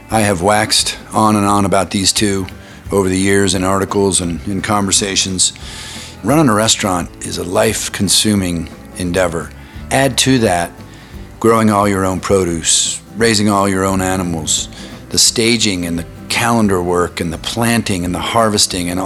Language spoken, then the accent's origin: English; Boulder, Colorado, United States; my hometown of Boulder, Colorado